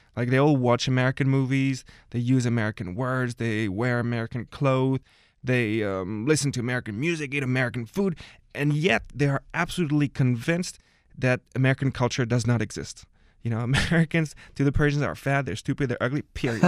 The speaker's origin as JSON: {"language": "English", "town": "Paris", "region": "Île-de-France", "country": "France", "tie": "born or raised there", "said": "I guess I qualify as a, as a full-on Parisian, born and raised"}